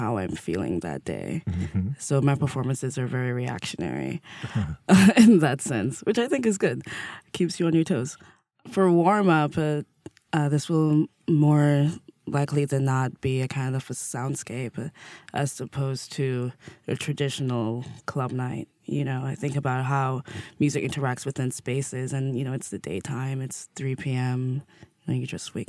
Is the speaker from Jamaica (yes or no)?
yes; Jamaica; also born or lived in New York City, United States; now in New York, United States; growing up in Jamaica, you'd have the sound, like, sound system culture is a huge thing.